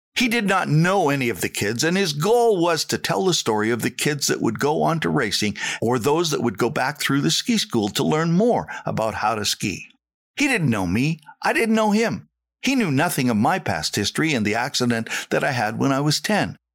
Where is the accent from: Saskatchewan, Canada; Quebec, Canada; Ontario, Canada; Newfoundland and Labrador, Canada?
Saskatchewan, Canada; moved away; I was the kid from Saskatchewan